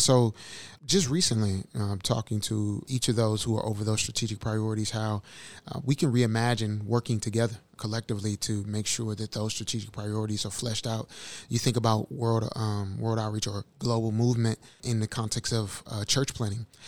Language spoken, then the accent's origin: English; St. Louis, Missouri, United States; from St. Louis, Missouri